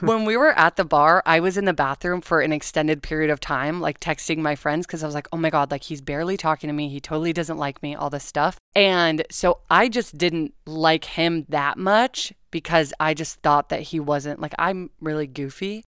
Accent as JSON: {"language": "English", "town": "Los Angeles", "region": "California", "country": "United States", "tie": "born or raised there", "also_born_or_lived": "Studio City, California / Oregon", "said": "I'm from LA. So I grew up in the Malibu, Calabasas area. So I have lived in LA my whole life"}